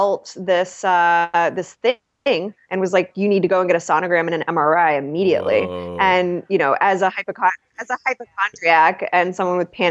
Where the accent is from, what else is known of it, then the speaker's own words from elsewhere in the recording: Ohio, United States; we're all from Ohio. We've known each other since we were knee high to a pig's eye